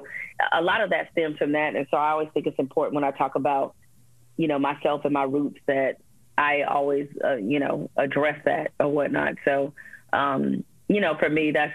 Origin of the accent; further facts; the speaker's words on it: Detroit, Michigan, United States; when I was growing up in Detroit, you know, on the West Side